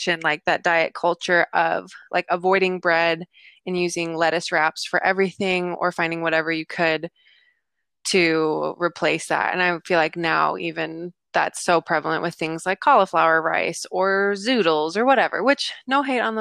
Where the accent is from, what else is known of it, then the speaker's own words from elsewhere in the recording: United States; I was growing up in the States